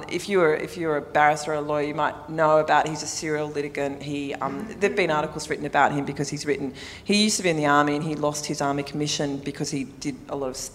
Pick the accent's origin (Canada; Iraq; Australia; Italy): Australia; Sydney, New South Wales; I grew up on the North Shore.